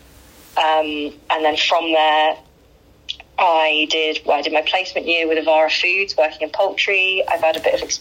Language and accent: English; Croydon, London, United Kingdom; I was born in London, Croydon, South London, and grew up in South London